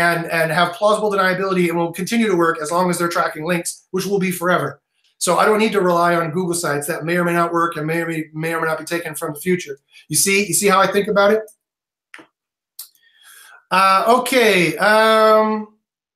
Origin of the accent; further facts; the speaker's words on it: Canada; I'm Canadian